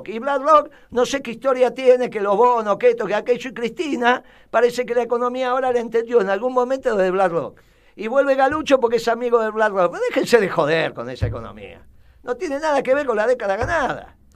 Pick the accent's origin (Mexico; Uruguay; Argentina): Uruguay; No, yo soy uruguaya.